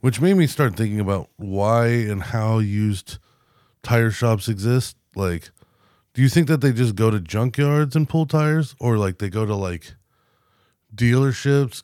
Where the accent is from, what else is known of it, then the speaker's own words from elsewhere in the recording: United States; I'm an American